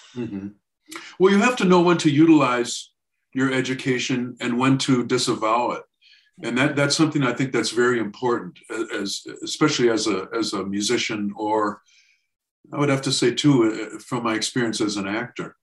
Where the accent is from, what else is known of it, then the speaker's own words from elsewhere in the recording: Racine, Wisconsin, United States; I grew up in Racine, Wisconsin.